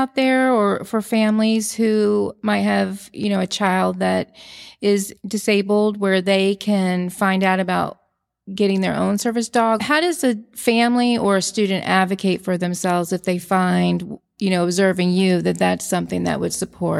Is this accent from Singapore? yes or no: no; Austin, Texas, United States; And I eat breakfast tacos and I'm from Austin.